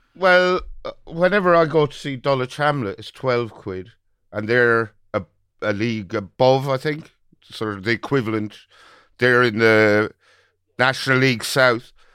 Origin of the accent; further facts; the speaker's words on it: Birr, Ireland; my hometown of Borough